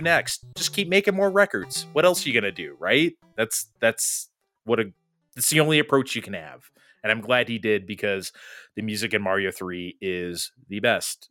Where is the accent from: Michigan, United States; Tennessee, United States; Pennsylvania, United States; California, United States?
California, United States; San Diego; we grew up in San Diego.